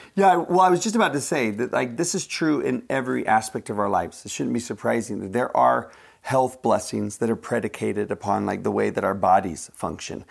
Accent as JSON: {"language": "English", "country": "United States", "said": "as an American"}